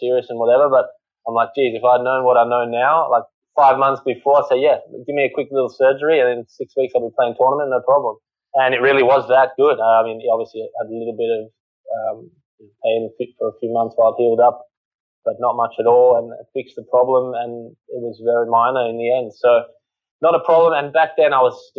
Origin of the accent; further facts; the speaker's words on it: Australia; also born or lived in England; as an Aussie playing at home